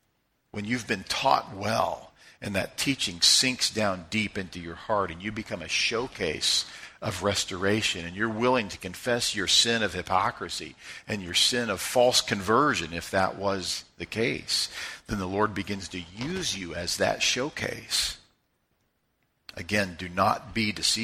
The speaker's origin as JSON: {"language": "English", "town": "Joplin", "region": "Missouri", "country": "United States", "tie": "born or raised there", "said": "Grew up in Joplin, Missouri. We're all Joplinites"}